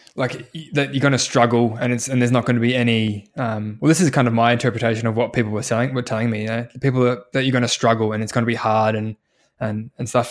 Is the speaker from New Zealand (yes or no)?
yes; New Zealand; now in Australia; I was born in New Zealand